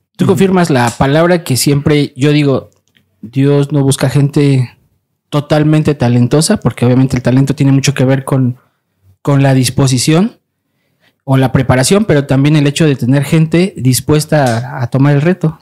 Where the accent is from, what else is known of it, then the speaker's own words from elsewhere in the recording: Mexico; como mexicanos